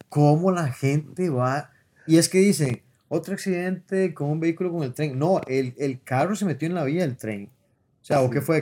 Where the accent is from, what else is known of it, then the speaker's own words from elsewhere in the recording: Costa Rica; como costarricenses